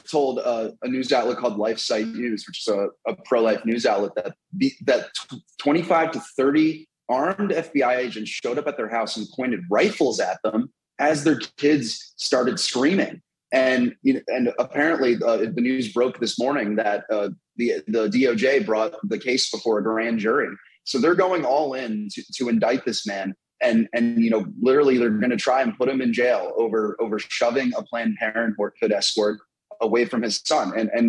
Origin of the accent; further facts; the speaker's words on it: Bucks County, Philadelphia area, Pennsylvania, United States; as a Catholic who grew up in the Philadelphia area in Bucks County